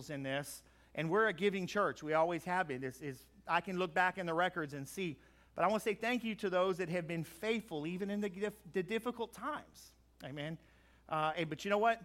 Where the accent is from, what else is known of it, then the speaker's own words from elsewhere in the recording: Crowley, United States; I grew up in Crowley